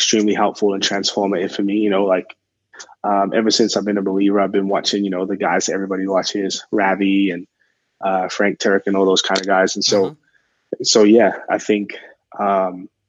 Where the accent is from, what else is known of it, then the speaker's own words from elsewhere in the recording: England, United Kingdom; now in Arizona, United States; I'm originally from England.